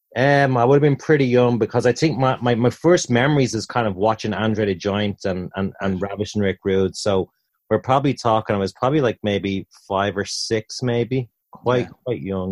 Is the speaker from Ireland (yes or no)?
yes; Dublin, Leinster, Ireland; moved away as an adult; also born or lived in Tampa / Orlando; in the centre of Dublin from my childhood.